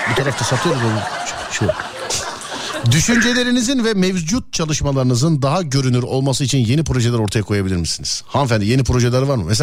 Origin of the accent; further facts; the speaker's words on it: İzmit, Kocaeli, Turkey; İzmit. İzmit. Peki. Neresinden İzmit'in? Merkez İzmit. Merkez.